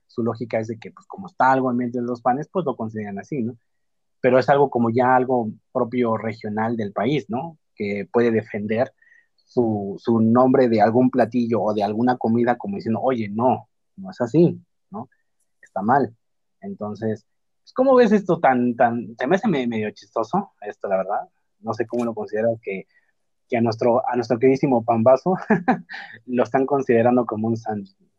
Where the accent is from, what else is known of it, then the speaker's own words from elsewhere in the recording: Mexico; Nosotros como mexicanos